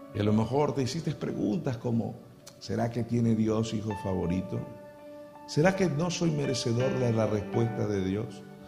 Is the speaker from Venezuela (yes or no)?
yes; Venezuela; en mi país, en Venezuela